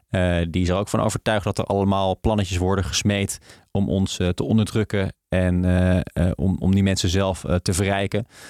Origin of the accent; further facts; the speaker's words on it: the north of the Netherlands, Netherlands; ik kom uit het noorden van Nederland